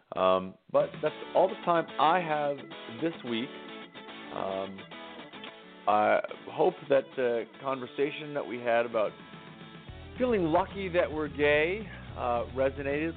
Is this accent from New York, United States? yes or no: no; Harwich, Massachusetts, United States; moved away; I get to go back to my hometown of Harwich, Massachusetts